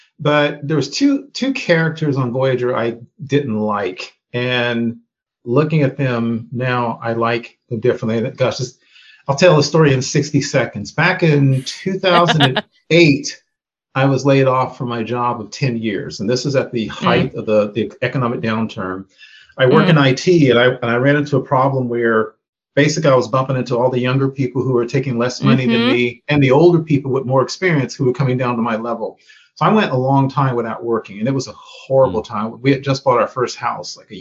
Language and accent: English; United States; being a Black person growing up in America